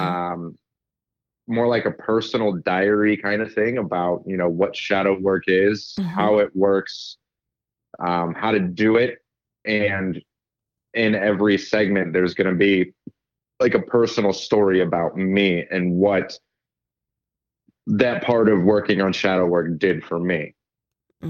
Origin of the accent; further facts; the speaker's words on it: Ohio, United States; also born or lived in Pittsburgh; I'm from Ohio